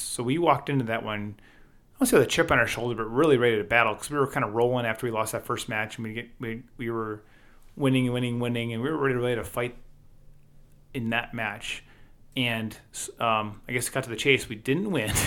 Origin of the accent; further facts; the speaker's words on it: Wisconsin, United States; we're from Wisconsin